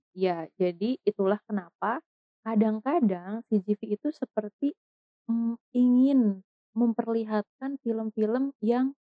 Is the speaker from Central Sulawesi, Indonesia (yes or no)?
no; Bogor, West Java, Indonesia; kota saya sendiri, di kota Bogor